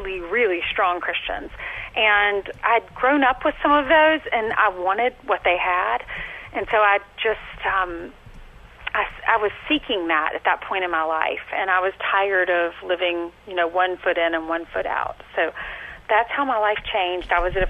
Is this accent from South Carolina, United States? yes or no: yes; South Carolina, United States; moved away; I grew up in South Carolina